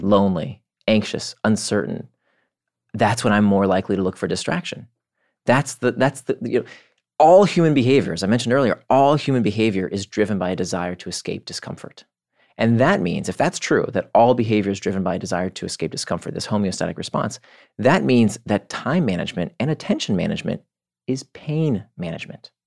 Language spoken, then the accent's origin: English; Orlando, Florida, United States; moved away as an adult; also born or lived in Israel / Atlanta / California; now in New York, United States; I was born in Israel. I grew up in Orlando